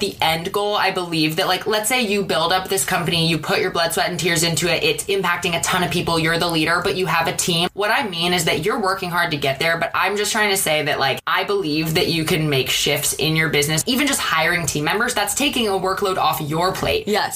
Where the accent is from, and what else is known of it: Seattle, Washington, United States; moved away as an adult; now in Los Angeles, United States